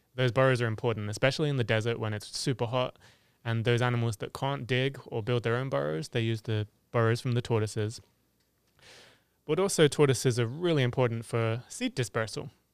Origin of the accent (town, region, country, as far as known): England, United Kingdom; born or raised there; moved away